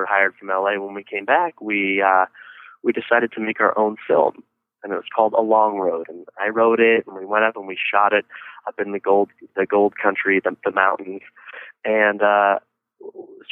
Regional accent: Northern California wine country, United States; I come from Northern California. I'm from the wine country up north, about an hour north of San Francisco, which is actually where I'm at right as we speak.

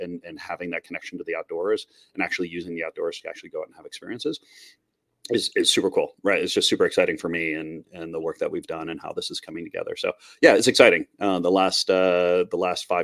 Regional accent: Minnesota, United States; moved away as an adult; also born or lived in Montreal; I grew up in Minnesota

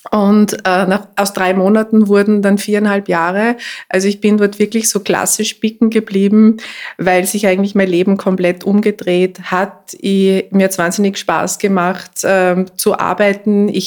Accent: Mühlviertel, Upper Austria, Austria; moved away; also born or lived in Linz / New York; ich bin ursprünglich Mühlviertlerin, also ich bin aufgewachsen im äh, Mühlviertel in einem kleinen Ort in einem Haus- und Küchengerätegeschäft, wo nebenan die Spenglerei von meinem Großvater und von meinem Vater war.

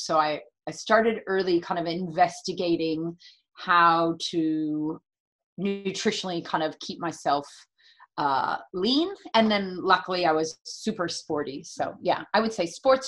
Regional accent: San Francisco, California, United States; moved away; also born or lived in San Diego; I'm born and raised in the San Francisco area

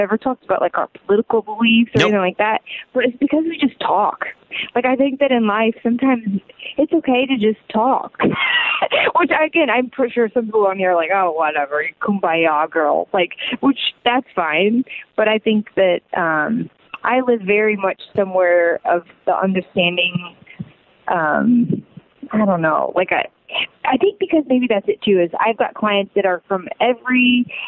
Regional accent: Indiana, United States; now in San Diego, United States; I grew up in Indiana, so I've got so many good friends that still live there

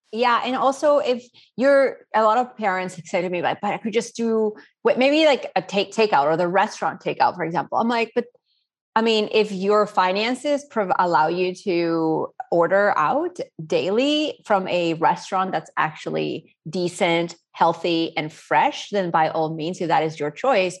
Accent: Spain; now in New Orleans, United States; I was born and raised in Spain

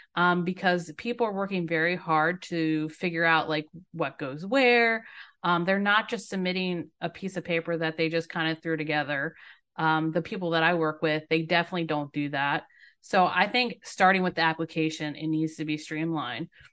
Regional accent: Maryland, United States; moved away as an adult; now in Myrtle Beach, United States; I'm a native Marylander

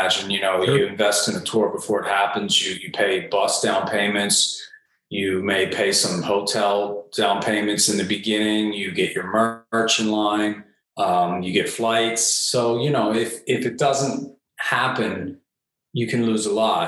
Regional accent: Delaware, United States; moved away as an adult; after I moved away from Delaware

